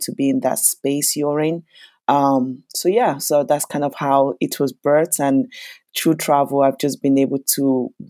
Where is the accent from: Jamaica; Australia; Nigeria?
Nigeria; Lagos; now in London, United Kingdom; I was born in Lagos, Nigeria, and I am currently based in London.